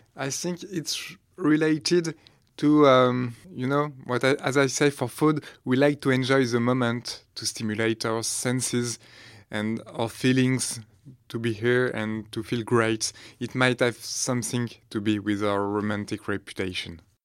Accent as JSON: {"language": "English", "country": "France", "accent": "French", "second_language": "English", "said": "my really French accent"}